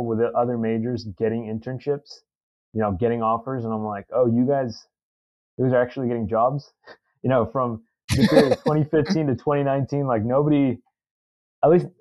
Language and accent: English; Katy, Texas, United States; also born or lived in Mexico; growing up in Katy, a ton of people worked in the oil and gas industry